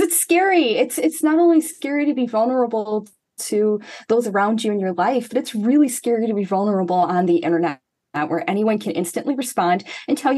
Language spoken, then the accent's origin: English; Chicagoland area, Illinois, United States; I'm not from Chicago itself. I'm from a suburb, but I'm from the Chicagoland area